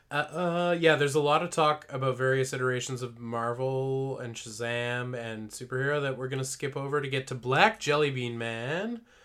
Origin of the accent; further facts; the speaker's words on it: Parksville, British Columbia, Canada; moved away; If I lived, like, in my hometown, if I lived in Parksville still